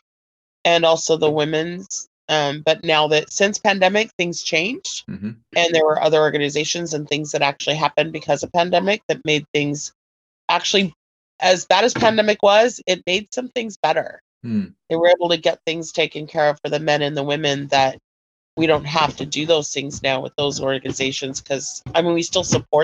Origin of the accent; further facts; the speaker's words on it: Kent, Washington, United States; I'm from Kent, Washington. I was born and raised in this beautiful, wet, evergreen state